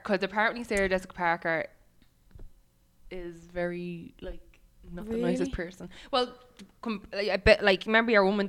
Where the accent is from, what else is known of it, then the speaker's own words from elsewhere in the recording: Ireland; we're Irish.